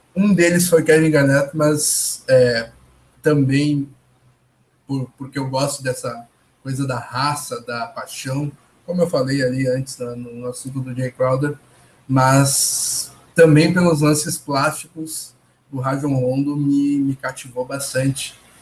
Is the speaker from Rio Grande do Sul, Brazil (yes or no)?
yes; Porto Alegre, Rio Grande do Sul, Brazil; não sou de São Paulo, sou do, de Porto Alegre, no Rio Grande do Sul. Nota-se pelo meu sotaque